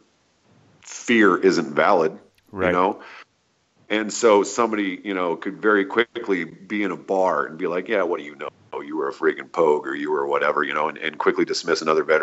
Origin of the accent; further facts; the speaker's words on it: United States; I'm an American